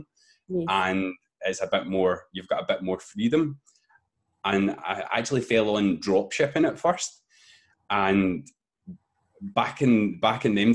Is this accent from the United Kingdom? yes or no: yes; Glasgow, Scotland, United Kingdom; I come from Scotland in the UK in a place called Glasgow